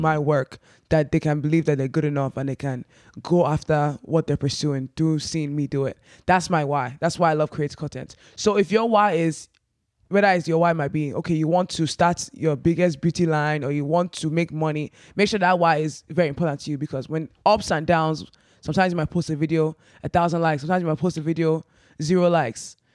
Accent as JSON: {"language": "English", "country": "Nigeria", "moved": "yes", "said": "being proudly Nigerian"}